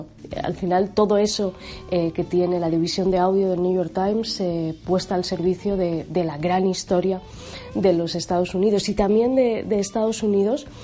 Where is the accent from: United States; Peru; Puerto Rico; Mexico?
Peru; soy peruana, soy escritora, tengo una hija y un bebé